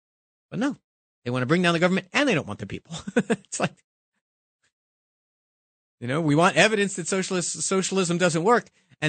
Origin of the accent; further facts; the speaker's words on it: Bronx, New York, United States; born there; I was born in the Bronx 50 years ago yesterday